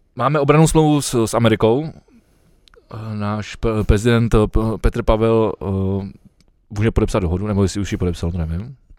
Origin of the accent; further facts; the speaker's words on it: Czechia; jsme my jako Češi